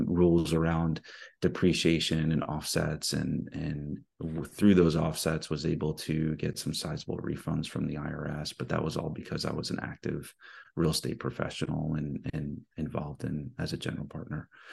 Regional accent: East Coast, United States; now in Houston, United States; I grew up in the East Coast

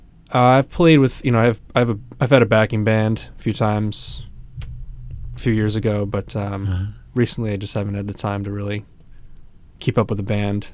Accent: Connecticut, United States; now in Saco, United States; Saco. I'm in Saco. I'm not from Saco. I'm from Connecticut originally, but I'm in Saco now.

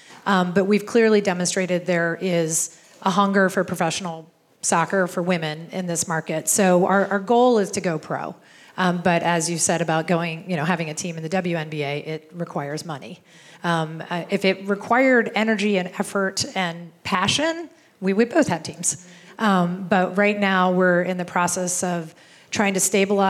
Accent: East Coast, United States; moved away; we're both from the East Coast

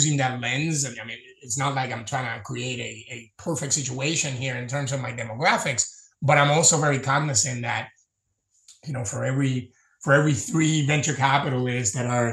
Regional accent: Puerto Rico; I grew up in Puerto Rico

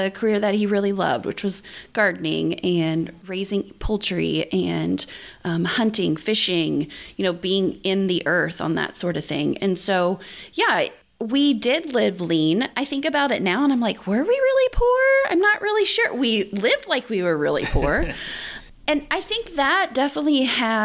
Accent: southern Indiana, United States; I grew up in southern Indiana

